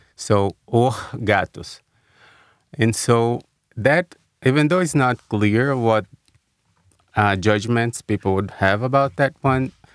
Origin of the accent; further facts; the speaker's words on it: Brazil; moved away as an adult; also born or lived in São Paulo, Brazil / Washington, D.C., United States; now in United States; growing up in Brazil